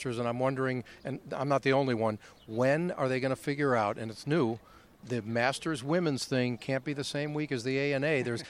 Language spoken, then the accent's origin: English; Los Angeles, California, United States; welcome back to Los Angeles. This is my hometown